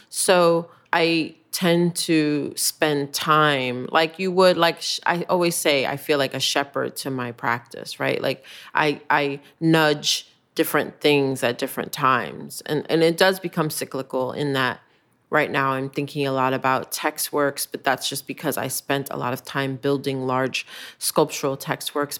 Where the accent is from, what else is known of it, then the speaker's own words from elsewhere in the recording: United States; I recognize myself as an American.